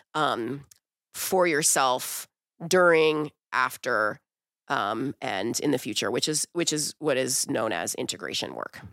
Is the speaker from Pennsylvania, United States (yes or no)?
yes; Wilkinsburg, Pennsylvania, United States; also born or lived in Brazil; I grew up in Wilkinsburg